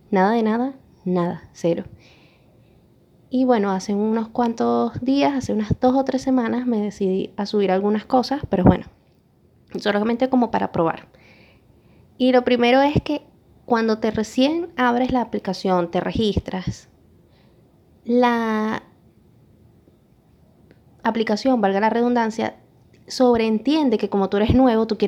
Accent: Venezuela; todos eran venezolanos, yo soy venezolana.

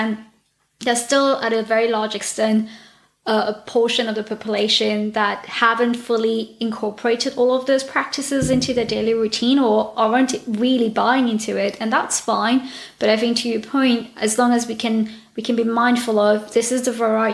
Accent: Mauritius; I come from Mauritius

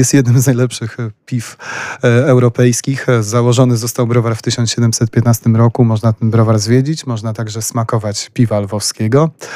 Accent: Poland; jestem innostrancem właśnie z Polski

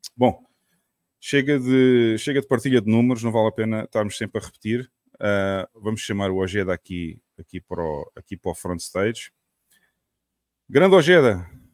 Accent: Portimão, Algarve, Portugal; para Portimão também, minha terrinha

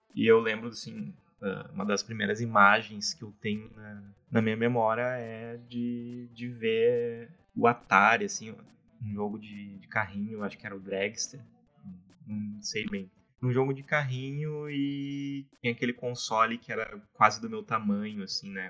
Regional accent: Porto Alegre, Rio Grande do Sul, Brazil; sou de Porto Alegre, né? Nasci aqui, sempre vivi aqui

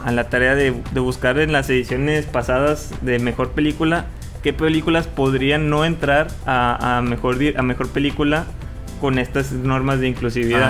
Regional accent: Mexico; yo como un mexicano

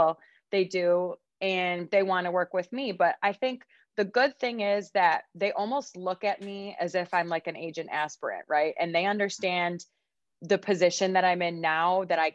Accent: Rochester, New York, United States; I started working for another marketing company that's in my hometown, Rochester, New York.

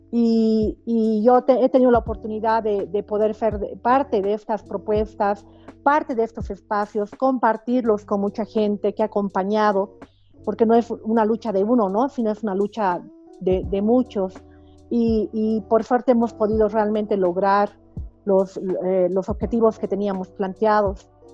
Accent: Bolivia; en mi país se ha vuelto aún más utópico, ¿no? Aunque yo sé que la realidad latinoamericana es bastante similar, pero yo siento que en Bolivia

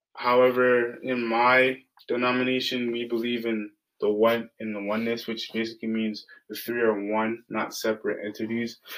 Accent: Ajax, Ontario, Canada; I grew up in Ajax, Ontario, which is a predominantly white area.

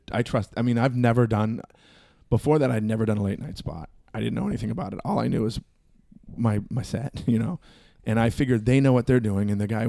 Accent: Long Beach, California, United States; I'm from Long Beach.

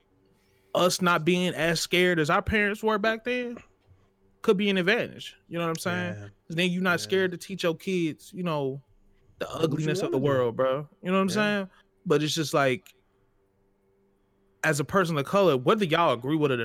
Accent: Mississippi, United States; moved away; also born or lived in Georgia; growing up in Mississippi

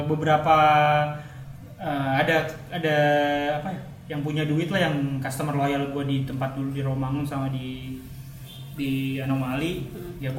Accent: Jakarta, Indonesia; karena gue orang Jakarta asli gue teman-teman gue di Jakarta komunitas barista gue di Jakarta

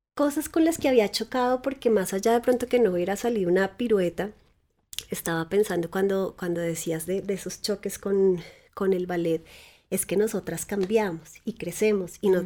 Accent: Tabio, Cundinamarca, Colombia; Yo crecí en Tabio, que es un pueblo muy cerca de Bogotá.

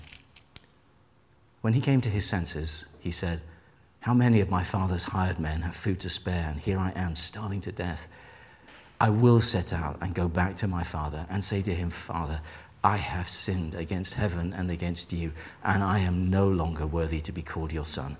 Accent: England, United Kingdom; I am English

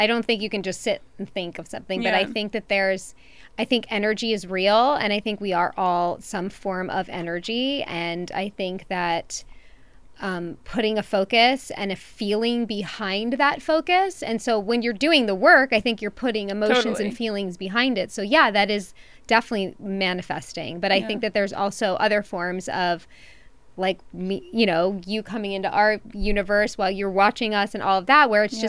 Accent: New York, United States; I'm from New York, too.

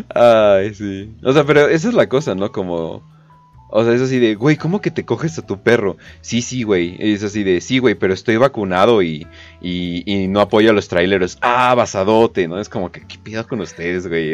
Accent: Mexico; soy mexicano y me gusta ser mexicano, ni siquiera me gustaría salir del país

